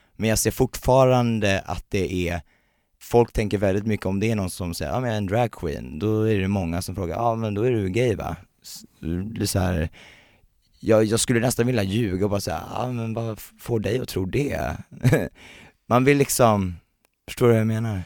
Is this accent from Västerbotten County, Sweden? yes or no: no; Värnamo, Jönköping County, Sweden; also born or lived in Uppsala; now in Stockholm, Sweden; jag kommer från, eh, Värnamo, en liten